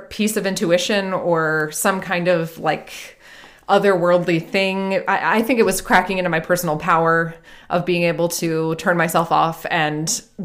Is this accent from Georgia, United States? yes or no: yes; Atlanta, Georgia, United States; moved away as an adult; also born or lived in Wales; I grew up in Atlanta